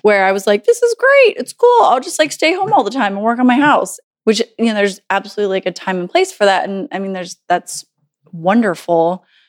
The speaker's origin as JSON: {"language": "English", "region": "Southern Virginia", "country": "United States", "moved": "yes", "said": "I'm from Southern Virginia"}